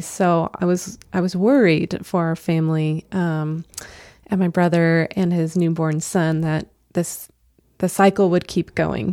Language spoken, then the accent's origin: English; Albuquerque, New Mexico, United States; now in Idaho, United States; I am originally from Albuquerque, New Mexico, and moved up to Idaho in about 2012